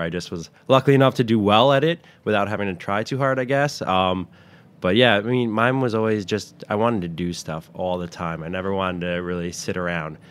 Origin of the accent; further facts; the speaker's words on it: Westwood, New Jersey, United States; I grew up in, uh, Westwood, New Jersey